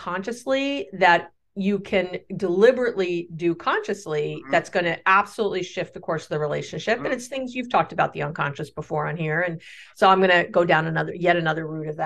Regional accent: New York City, New York, United States; I grew up in New York City

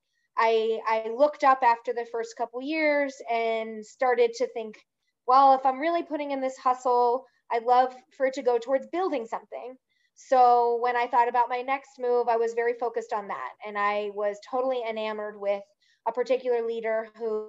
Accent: outside of Philadelphia, Pennsylvania, United States; moved away; also born or lived in Virginia; I grew up outside of Philadelphia

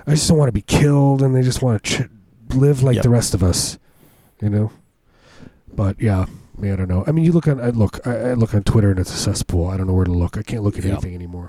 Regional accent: Chicago, Illinois, United States; I grew up around Chicago

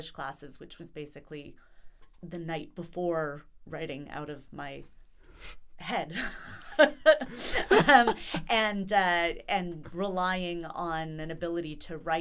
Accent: Vancouver Island, British Columbia, Canada; moved away as an adult; also born or lived in Whitehorse, Yukon / Antwerp, Belgium / Ontario; We moved down to Vancouver Island, which is where I grew up.

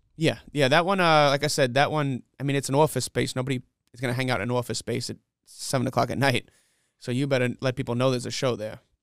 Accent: New York City, New York, United States; moved away as an adult; now in Rock Hill, United States; I grew up in Flushing, Queens

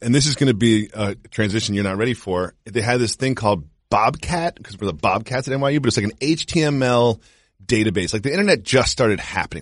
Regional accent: Amherst, Massachusetts, United States; moved away; also born or lived in New York; I grew up in, um, Amherst, Massachusetts

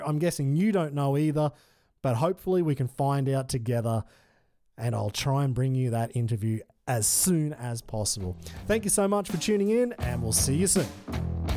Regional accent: Australia; as an Australian

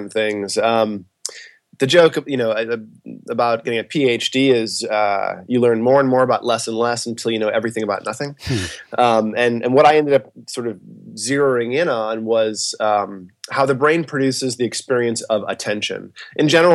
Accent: Westport, Massachusetts, United States; moved away as an adult; also born or lived in Boston, Massachusetts; now in Los Angeles, United States; I grew up in a town called Westport, Massachusetts

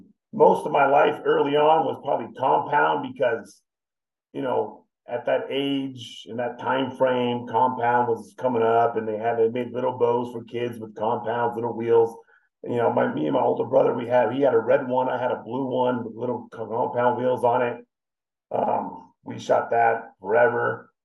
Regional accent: California, United States; Southern California, yeah.

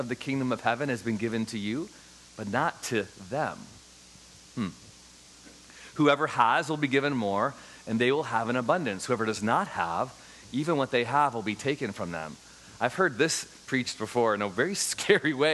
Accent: Chicago, Illinois, United States; I grew up in Chicago, Illinois

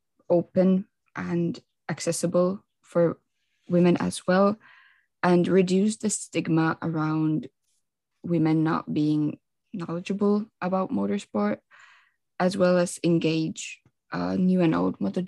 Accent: Finland; I'm 17, and I'm from Finland

